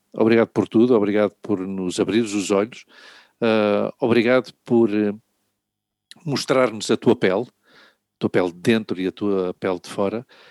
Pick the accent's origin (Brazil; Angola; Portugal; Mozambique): Portugal; eu, como português, branco